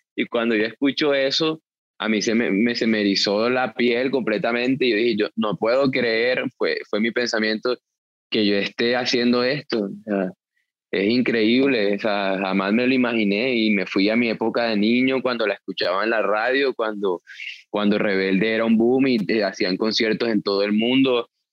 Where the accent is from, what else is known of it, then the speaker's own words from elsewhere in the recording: Colombia; así somos los colombianos